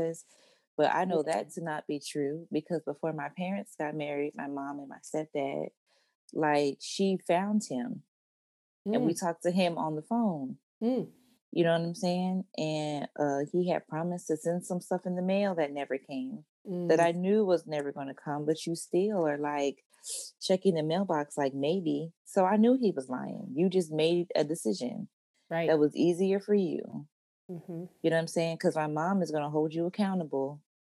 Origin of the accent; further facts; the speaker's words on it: Maryland, United States; moved away as an adult; also born or lived in Oklahoma City, Oklahoma; where I grew up and was raised at, I always say Maryland, because that's where the bulk of it was